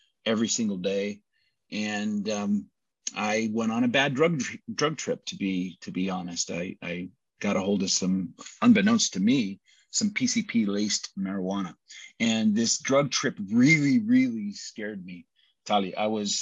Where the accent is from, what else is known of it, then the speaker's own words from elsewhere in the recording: United States; also born or lived in Brazil; I'm American